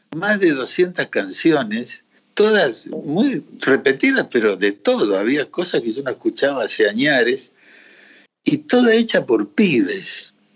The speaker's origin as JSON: {"language": "Spanish", "region": "Río Negro", "country": "Argentina", "tie": "born or raised there", "also_born_or_lived": "Colombia", "moved": "yes", "said": "yo me crié en Río Negro"}